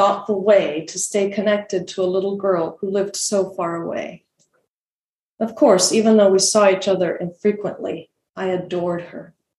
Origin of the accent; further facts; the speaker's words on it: Argentina; also born or lived in Bolivia; I grew up in Argentina and Bolivia, and she lived in England.